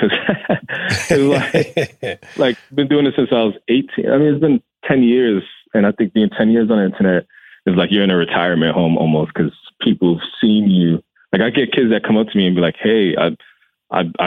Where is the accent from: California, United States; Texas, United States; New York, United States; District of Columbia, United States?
New York, United States; New York City; I'm born and raised in the Bronx. I'm Ghanaian American. My parents are from Ghana.